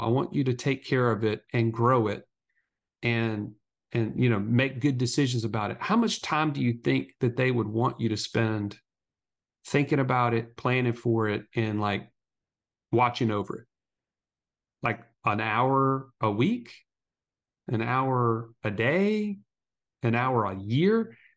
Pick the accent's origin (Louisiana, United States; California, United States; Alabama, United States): Alabama, United States; we're two country boys from Alabama